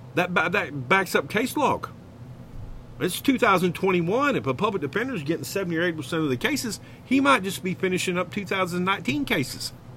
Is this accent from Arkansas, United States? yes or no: yes; Arkansas, United States; I am from Arkansas, and hogwash is a word in this great state.